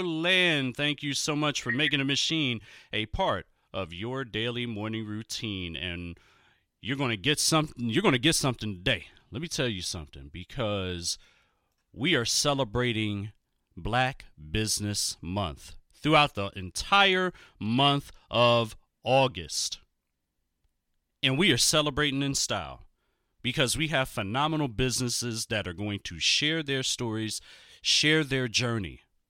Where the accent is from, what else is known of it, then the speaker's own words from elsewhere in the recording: Philadelphia, Pennsylvania, United States; 17-year-old founder and CEO of SPERGO, a trend-setting lifestyle brand headquartered in my hometown. Yes, I am pointing to me right here, Philadelphia, Pennsylvania.